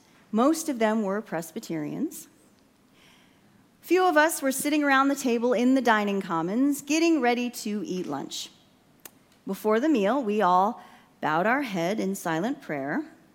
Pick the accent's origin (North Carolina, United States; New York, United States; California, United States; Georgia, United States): California, United States; Fillmore; also born or lived in Santa Barbara, California; I grew up in a charismatic Pentecostal Assemblies of God church in my hometown of Fillmore, California.